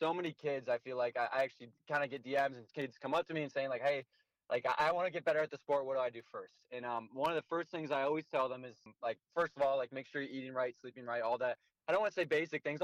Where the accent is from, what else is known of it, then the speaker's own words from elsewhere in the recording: Iowa, United States; my home state